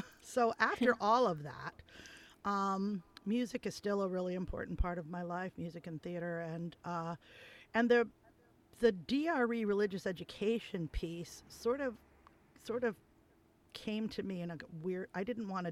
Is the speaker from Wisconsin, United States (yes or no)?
no; New Haven, Connecticut, United States; I grew up in New Haven.